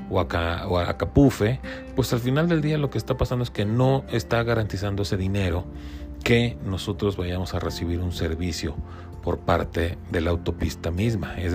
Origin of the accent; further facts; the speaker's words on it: Mexico; yo como mexicano puedo